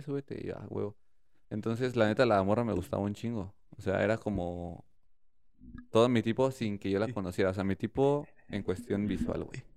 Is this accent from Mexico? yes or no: yes; Querétaro, Mexico; soy de Querétaro